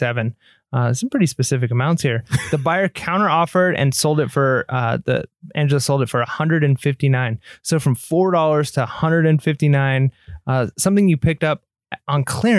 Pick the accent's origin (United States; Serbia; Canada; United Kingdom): United Kingdom; England; because I'm an English guy